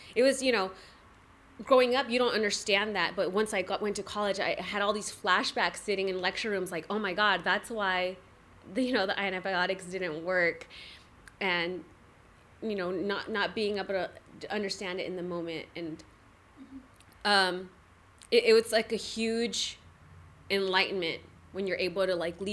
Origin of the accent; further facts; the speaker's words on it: National City, California, United States; I'm from National City, born and raised